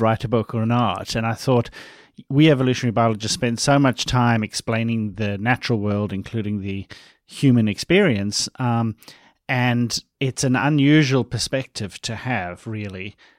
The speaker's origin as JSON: {"language": "English", "country": "South Africa", "tie": "born or raised there", "said": "Funny because I'm from South Africa. I grew up in South Africa."}